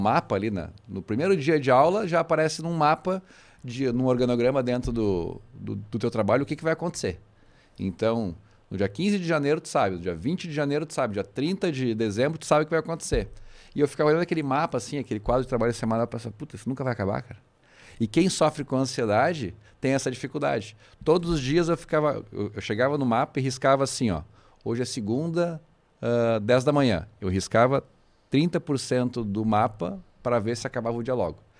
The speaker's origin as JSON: {"language": "Portuguese", "area": "Viamão", "region": "Rio Grande do Sul", "country": "Brazil", "tie": "born or raised there", "lives_now": "Porto Alegre, Brazil", "said": "nasci em Porto Alegre, mas me criei em Jamó, acabei retornando aqui para o Rio Grande do Sul"}